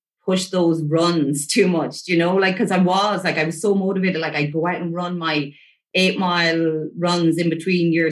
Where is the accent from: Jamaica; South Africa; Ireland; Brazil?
Ireland; growing up in Ireland